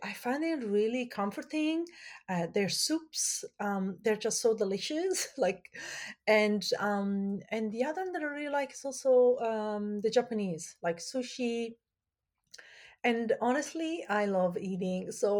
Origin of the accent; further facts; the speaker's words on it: Italy; now in Canada; I grew up in Italy and my major is in fashion design.